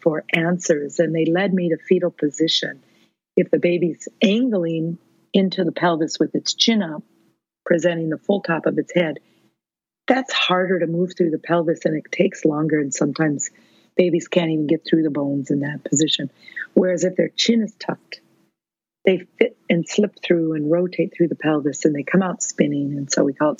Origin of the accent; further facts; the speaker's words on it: Minnesota, United States; I'm a midwife from Minnesota